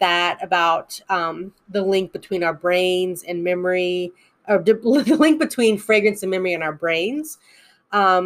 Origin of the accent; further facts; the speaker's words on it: United States; I know I'm American